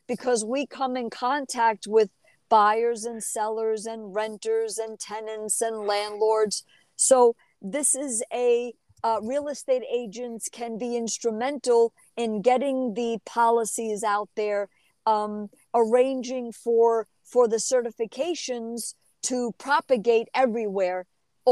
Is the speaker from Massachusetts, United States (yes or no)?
no; New Jersey, United States; also born or lived in New York; I was raised in New Jersey